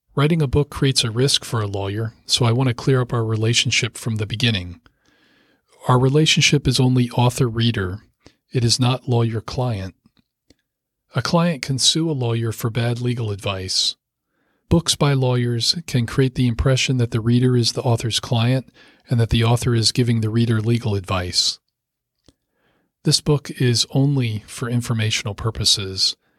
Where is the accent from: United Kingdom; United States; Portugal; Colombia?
United States; Rockville, Maryland; I grew up in Rockville, Maryland, just a short drive from the Potomac River.